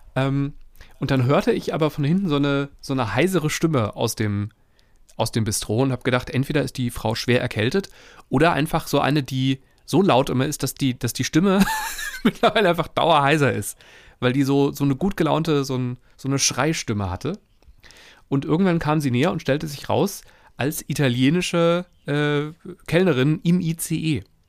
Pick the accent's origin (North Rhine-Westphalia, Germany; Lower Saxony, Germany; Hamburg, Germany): North Rhine-Westphalia, Germany; Wuppertal; Ich komme aus Wuppertal